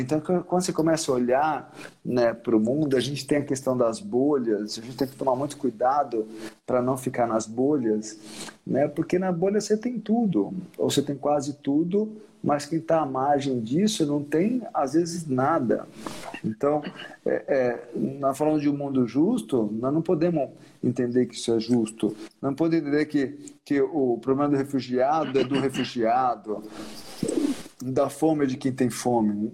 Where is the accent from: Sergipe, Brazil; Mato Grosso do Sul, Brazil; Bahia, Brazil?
Sergipe, Brazil; meu estado natal, que é Sergipe, apesar desse branco ar-condicionado, sou sergipano